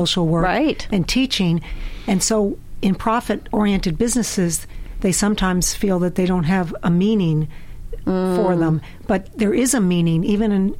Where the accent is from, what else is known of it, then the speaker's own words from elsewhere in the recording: Montreal, Quebec, Canada; also born or lived in Chicago, Illinois, United States; now in Tampa, United States; I was born in Chicago and raised in Montreal, Canada.